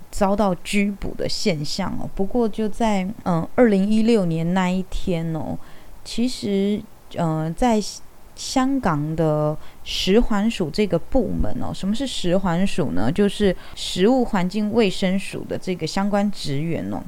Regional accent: Taiwan; 我是一名台湾人，我会讲台语，我觉得很正常。那我从小学习的，也就是台湾的历史

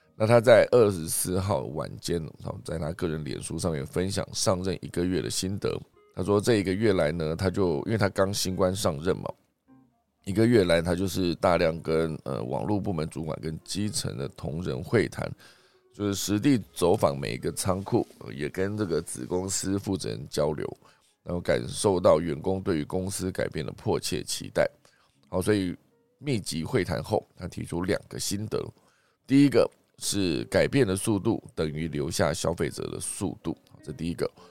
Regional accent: Taiwan; 我们台湾这边呢也难以幸免

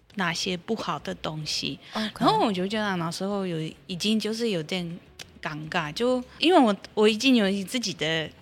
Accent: Poland; Chinese is a second language; moved away; 我们是一个天主教国家

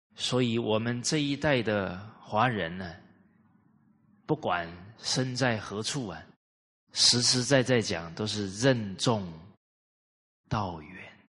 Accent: Kaohsiung, Taiwan; 我在高雄市长大。我两岁就到高雄市了

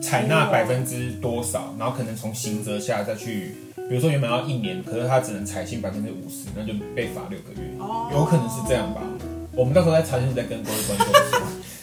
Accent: Taiwan; 我觉得身为台湾人

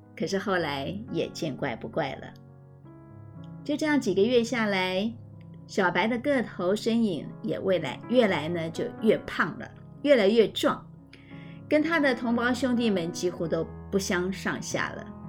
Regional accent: rural Tainan, Taiwan; 我从小呢，成长在台南的乡下

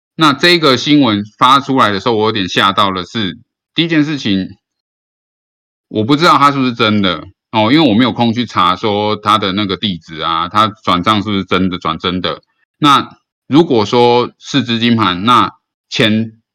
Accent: Taiwan; 我身为一个台湾人

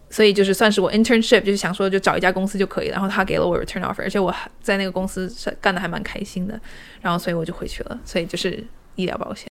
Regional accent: Shanghai, China; moved away as an adult; now in Seattle, United States; 我是以前从小在上海长大的

